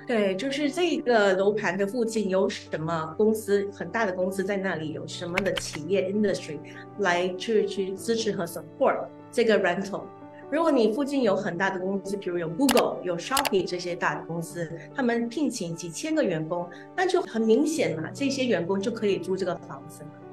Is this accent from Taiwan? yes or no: no; Singapore; 在新加坡本地呢，我们新加坡人呢是不需要交就是额外的印花税的